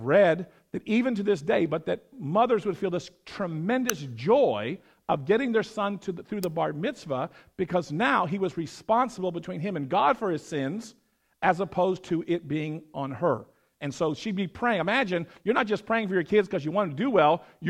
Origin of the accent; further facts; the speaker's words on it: California, United States; I grew up in Southern California. I never saw such things